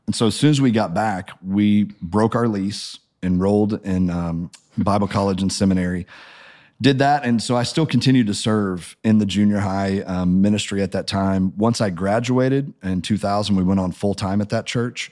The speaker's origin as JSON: {"language": "English", "town": "Springfield", "region": "Missouri", "country": "United States", "tie": "born or raised there", "said": "I grew up in Springfield, Missouri"}